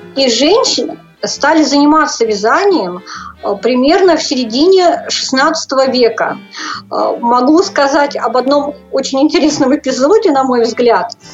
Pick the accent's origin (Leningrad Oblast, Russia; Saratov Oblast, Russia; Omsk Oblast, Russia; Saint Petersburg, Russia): Saratov Oblast, Russia; Saratov; Я родилась в Саратовской области, э, закончила Саратовскую школу для незрячих в 1987 году